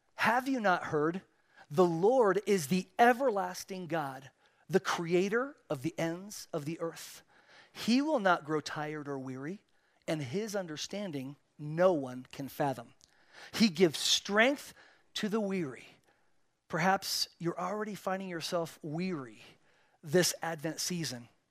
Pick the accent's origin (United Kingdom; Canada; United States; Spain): Spain; moved away; I was born and raised in Spain